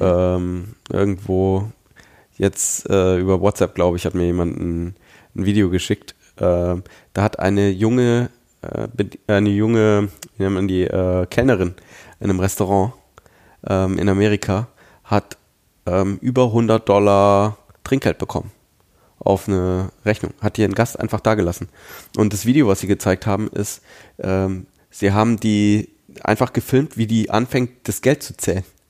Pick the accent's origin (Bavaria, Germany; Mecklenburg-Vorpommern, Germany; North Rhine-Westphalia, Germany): Bavaria, Germany; Nuremberg; im großen Teil meiner Jugend und Kindheit bin ich in Nürnberg aufgewachsen.